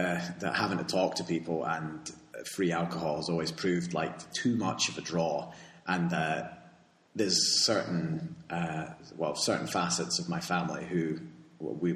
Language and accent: English; United Kingdom; now in Spain; I'm fundamentally British